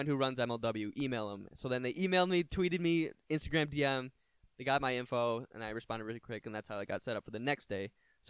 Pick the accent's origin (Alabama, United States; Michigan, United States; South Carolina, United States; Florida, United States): Michigan, United States; Brighton; A lot of kids from my hometown, Brighton